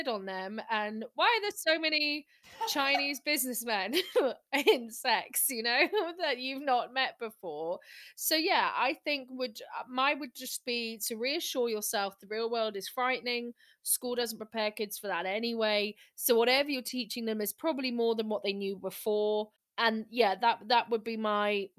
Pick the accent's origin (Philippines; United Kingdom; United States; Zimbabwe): United Kingdom; we're British